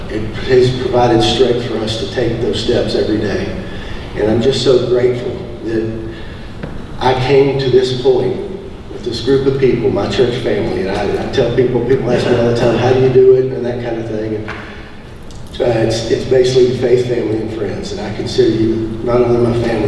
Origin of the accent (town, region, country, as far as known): Sandy Springs, Georgia, United States; born or raised there; also born or lived in Louisville, Kentucky